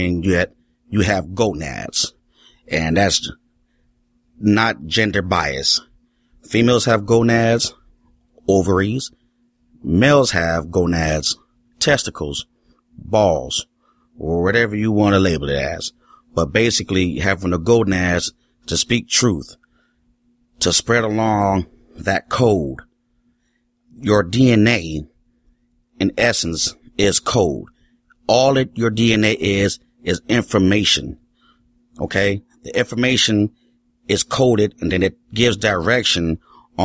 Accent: Richmond, California, United States; I'm from Richmond, California

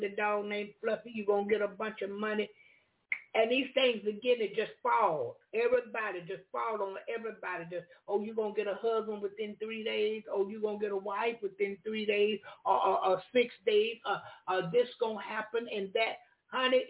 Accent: Jacksonville, Florida, United States; I'm from Jacksonville, Florida

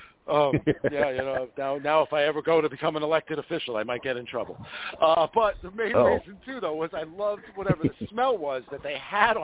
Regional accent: the New York area, United States; like a boy growing up in the New York area.

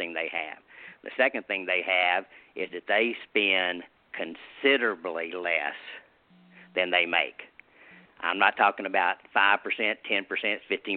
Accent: the South, United States; I'm from the South here, and I live in a rural area.

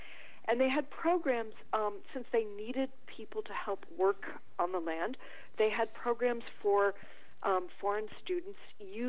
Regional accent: Detroit, Michigan, United States; moved away as an adult; also born or lived in Israel / Mexico; I grew up in Detroit

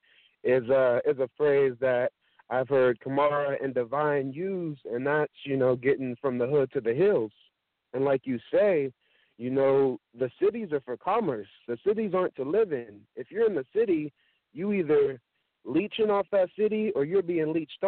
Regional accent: Sacramento, California, United States; I'm from Sacramento, California

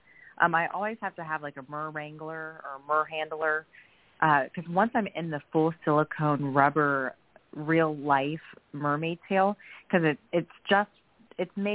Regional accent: Florida, United States; I'm a born and raised Floridian

